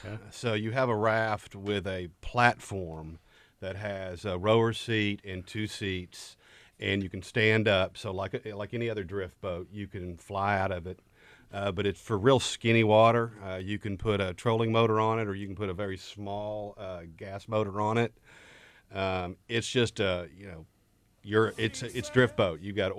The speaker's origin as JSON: {"language": "English", "area": "Buffalo River / Piney", "region": "Arkansas", "country": "United States", "tie": "born or raised there", "said": "I grew up on the Buffalo or the Piney in a canoe"}